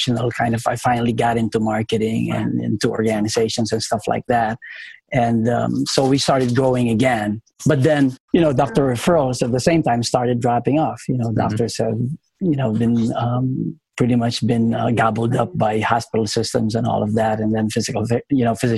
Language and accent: English; Philippines; moved away; I came to this country in 1994. I'm originally from the Philippines